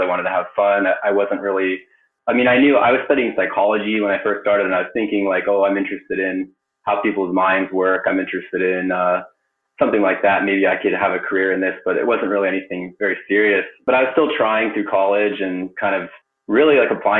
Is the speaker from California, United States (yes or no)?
yes; Palo Alto, California, United States; also born or lived in Japan; I grew up in Silicon Valley. I was born in Palo Alto.